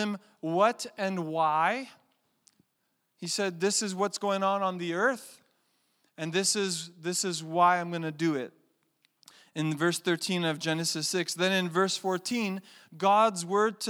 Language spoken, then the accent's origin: English; Canada; I'm a Canadian